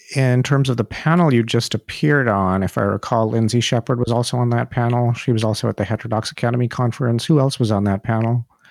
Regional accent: India; moved away as an adult; now in United States; I'm from India myself, and I left India

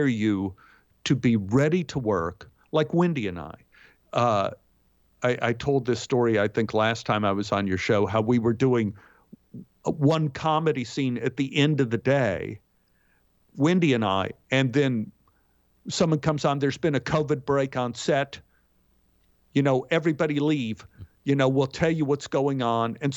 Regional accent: Dallas, Texas, United States; moved away as an adult; also born or lived in Los Angeles; I'm from Dallas, Texas

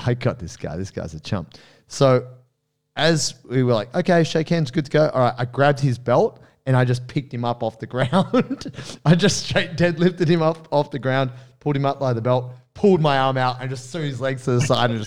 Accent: Australia; also born or lived in Brazil; I'm the Australian Blue Belt

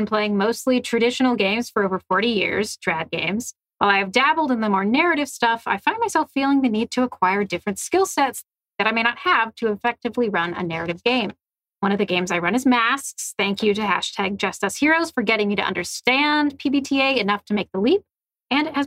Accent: Philadelphia, Pennsylvania, United States; I'm from Philly

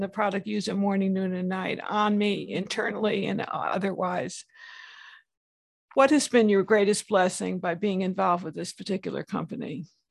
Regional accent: West Hartford, Connecticut, United States; when I was growing up, I'm from West Hartford, Connecticut

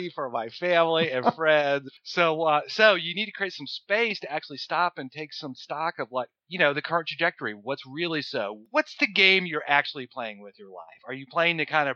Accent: New Orleans, Louisiana, United States; I'm from New Orleans

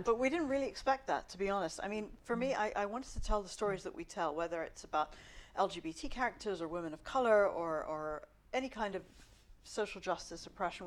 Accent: South Africa; now in London, United Kingdom; I'm Indian, uh, South African, Muslim background

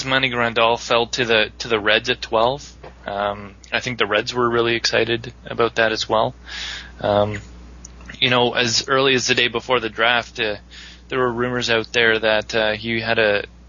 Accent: Canada; Us Canadians

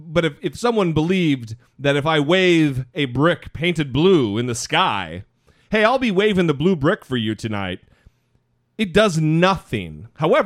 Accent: Orofino, Idaho, United States; moved away; I'm from a little tiny town in northern Idaho called Orofino, Idaho

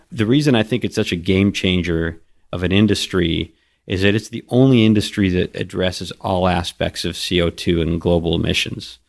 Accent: Kuwait; moved away; I was born in Kuwait

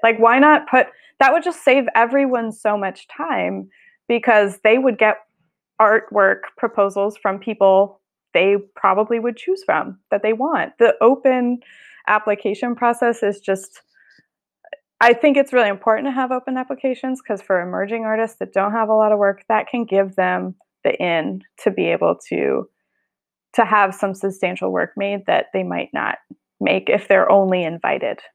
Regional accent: Colorado, United States; now in San Francisco, United States; I grew up in Colorado, so my family's still there

